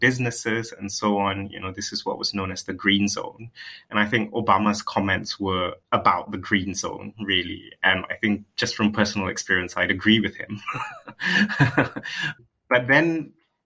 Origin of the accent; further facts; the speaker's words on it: Malaysia; moved away as an adult; now in United Kingdom; I was born in Malaysia. I was raised there.